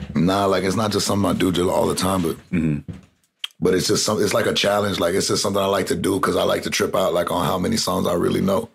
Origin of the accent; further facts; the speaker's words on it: Corpus Christi, Texas, United States; also born or lived in Kingsville, Texas / Austin, Texas / Rio Grande Valley, Texas; I'm from Texas. I'm from South mm-hmm. Texas. I grew up in. I was born in Kingsville. Then I grew up in Corpus Christi, and I went to high school in Austin, and I lived the rest of the time in the Rio Grande Valley